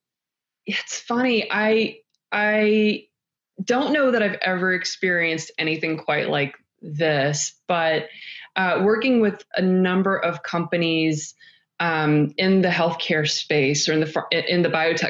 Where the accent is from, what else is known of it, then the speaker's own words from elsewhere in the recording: North Carolina, United States; North Carolina.